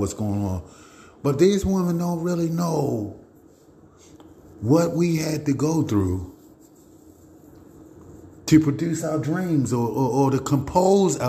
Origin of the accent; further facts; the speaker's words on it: Baltimore, Maryland, United States; I'm from Baltimore